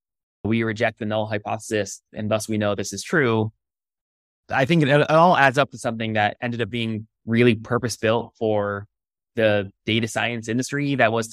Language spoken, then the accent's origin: English; Connecticut, United States; moved away as an adult; also born or lived in California; I grew up in the East Coast in Connecticut and then came out west to college to Stanford